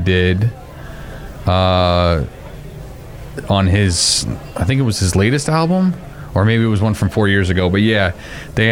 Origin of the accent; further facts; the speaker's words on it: Bayonne, New Jersey, United States; moved away; also born or lived in Hell's Kitchen, New York; I'm from New Jersey. Bayonne